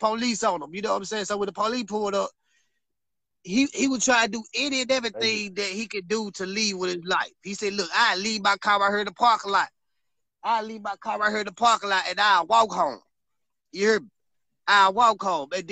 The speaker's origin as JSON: {"language": "English", "town": "Memphis", "region": "Tennessee", "country": "United States", "said": "I'm from Memphis"}